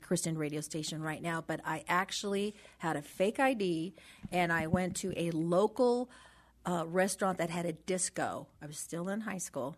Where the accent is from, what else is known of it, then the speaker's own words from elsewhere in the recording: Los Angeles, California, United States; born and raised in San Pedro